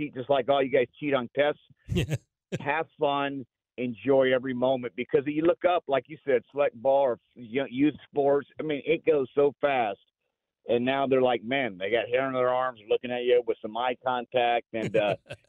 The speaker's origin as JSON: {"language": "English", "town": "Los Angeles", "region": "California", "country": "United States", "tie": "born or raised there", "also_born_or_lived": "Beaumont, Texas", "moved": "as an adult", "lives_now": "Austin, United States", "said": "I grew up in Los Angeles for 20 years"}